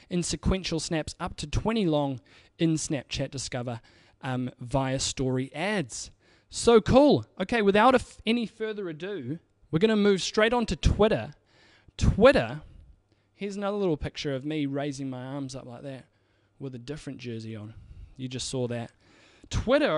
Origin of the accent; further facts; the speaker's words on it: New Zealand; I'm from New Zealand